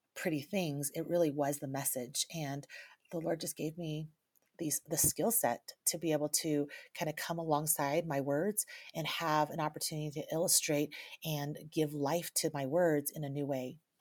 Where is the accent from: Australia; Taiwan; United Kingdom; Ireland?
Taiwan; I grew up in a, in the Chinese culture, I was born in Taiwan, my family is from China